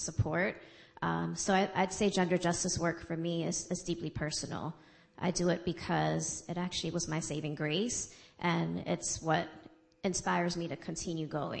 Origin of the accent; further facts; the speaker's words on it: New York City, New York, United States; I grew up in the Bronx.